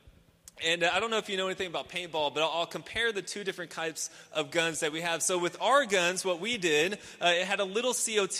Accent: Houston, Texas, United States; I grew up in Houston, obviously a very urban area

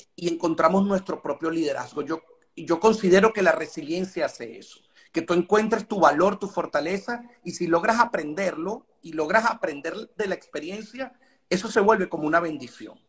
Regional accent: Venezuela; nosotros como venezolanos

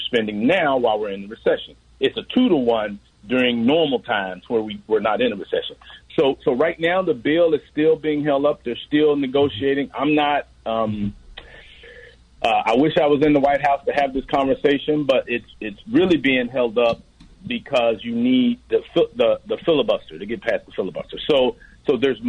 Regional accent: Memphis, Tennessee, United States; I'm from Memphis, Tennessee

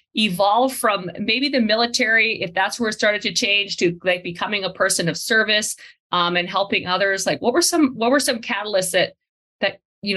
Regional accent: Canada; I'm Canadian, I'm learning this side of the American side.

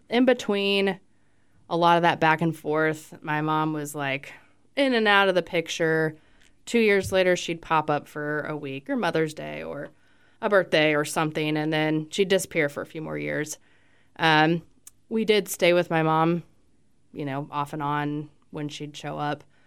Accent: Fort Myers, Florida, United States; moved away; I was born in Fort Myers, Florida.

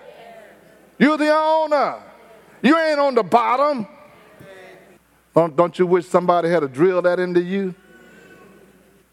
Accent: Houston, Texas, United States; I didn't tell them I was from Fifth Ward.

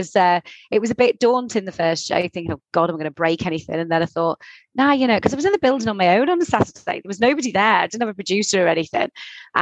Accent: Southport, North West England, United Kingdom; I'm from, born and bred in Southport, so I am in fact Sandgrounder

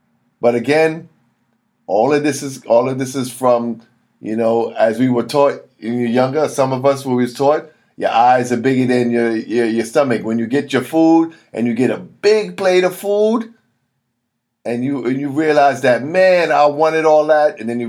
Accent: Missouri, United States; You know, I'm from Missouri, the show me state.

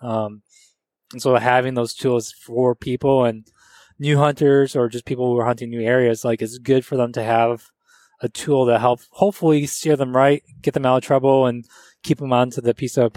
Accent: Grand Rapids, Michigan, United States; but still we're from Michigan uh, we're out Grand Rapids, and like you know that whole Midwest is like whitetail, turkey.

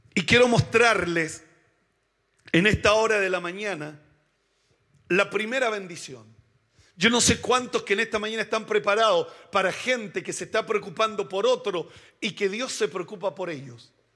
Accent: Chile; Somos chilenos

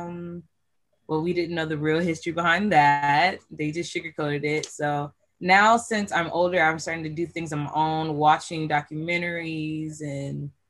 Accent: California, United States; I go to El Camino Community College, and I am from California

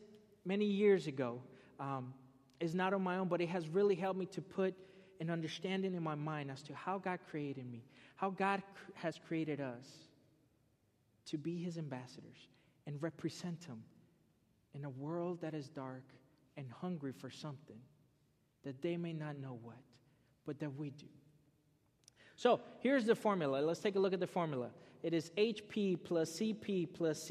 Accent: Florida, United States; I grew up in Florida.

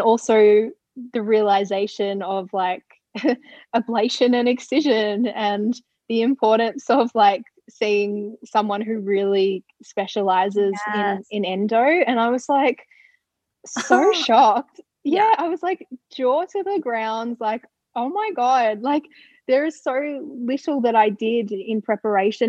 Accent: Ballarat, Victoria, Australia; moved away; I was back in my hometown of Ballarat

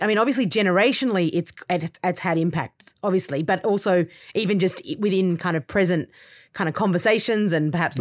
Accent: Australia; accent: Australian; I'm Australian, and so obviously, as the accent kind of you know indicates

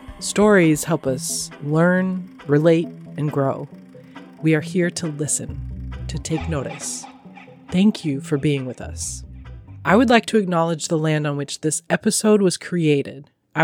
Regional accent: north of Seattle, Washington, United States; now in Seattle, United States; Yeah, I grew up north of Seattle, so I wasn't as familiar with all the different neighborhoods when I was growing up, but we're in the Delridge area now.

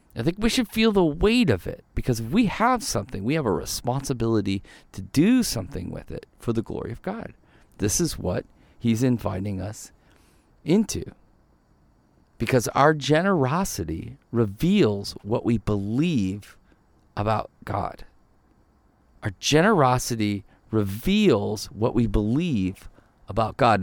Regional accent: Ohio, United States; also born or lived in Michigan; now in Arizona, United States; I grew up in Ohio

